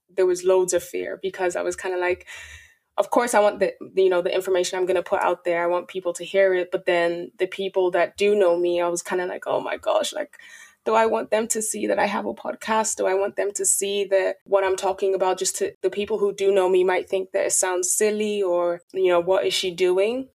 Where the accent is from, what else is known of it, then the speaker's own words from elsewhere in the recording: Dublin, Leinster, Ireland; also born or lived in Nigeria; I'm from Dublin, Ireland